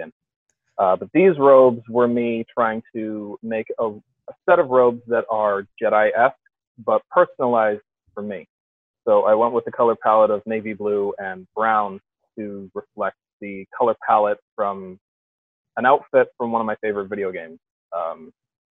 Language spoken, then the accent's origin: English; Thunder Bay, Ontario, Canada; moved away; my hometown of Thunder Bay, Ontario